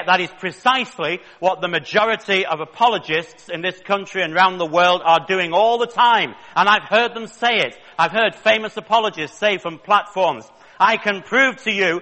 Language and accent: English; Manchester, North West England, United Kingdom; I was born in Manchester in the north of England in 1961